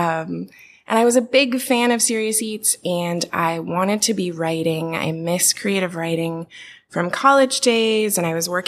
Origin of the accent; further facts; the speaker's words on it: Portland, Oregon, United States; I'm from Portland, Oregon